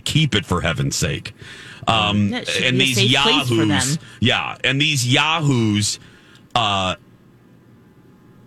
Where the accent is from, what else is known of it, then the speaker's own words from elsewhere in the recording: United States; as an American